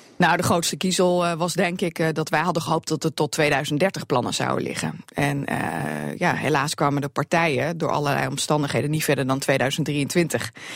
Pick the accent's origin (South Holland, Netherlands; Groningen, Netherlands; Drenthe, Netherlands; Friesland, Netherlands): Drenthe, Netherlands; bij ons in Drenthe